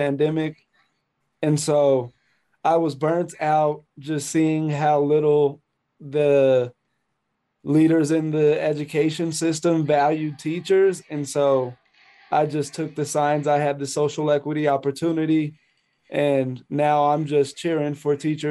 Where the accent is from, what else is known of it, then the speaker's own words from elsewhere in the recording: Colorado Springs, Colorado, United States; now in Denver, United States; I'm born and raised in Colorado Springs, Colorado, which is 2 hours outside of Denver